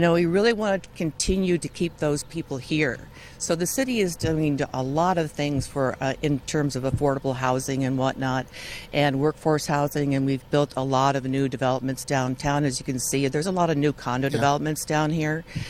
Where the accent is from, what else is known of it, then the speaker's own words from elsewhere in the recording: Illinois, United States; now in Santa Barbara, United States; I grew up in Illinois